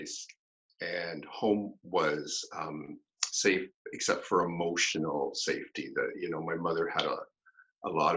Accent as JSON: {"language": "English", "town": "Campbellford", "region": "Ontario", "country": "Canada", "tie": "born or raised there", "said": "I grew up in a small little hockey town in Canada in the 70s called Campbellford"}